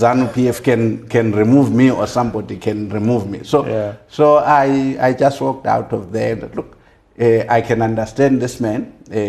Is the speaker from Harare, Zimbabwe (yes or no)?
no; Maboleni, near Gweru, Midlands, Zimbabwe; I was born obviously in Rhodesia in a village called Maboleni, which is some 50 kilometers from Gwelu, just after Lua Gwelu Mission. I grew up there